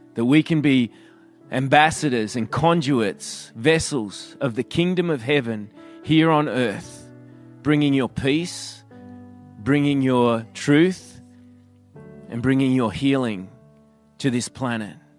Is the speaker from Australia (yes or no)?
yes; Australia; accent: Australian; I'm an Aussie